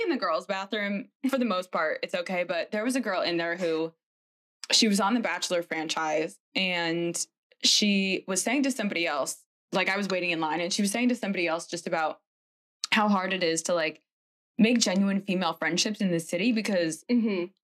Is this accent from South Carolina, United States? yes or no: no; Connecticut, United States; I'm from Connecticut, so also a northerner